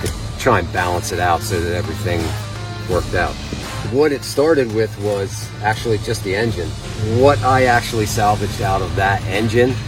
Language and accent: English; Cherry Hill, Pennsylvania, United States; I'm from Cherry Hill, Pennsylvania.